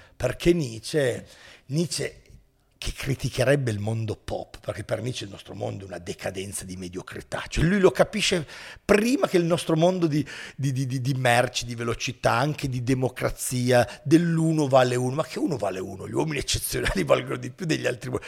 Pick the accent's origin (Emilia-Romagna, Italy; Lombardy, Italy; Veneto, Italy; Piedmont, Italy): Piedmont, Italy; Turin; io sono di Torino